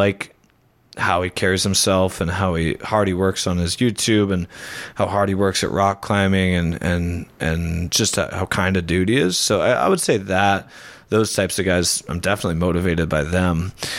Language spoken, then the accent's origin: English; United States; as a American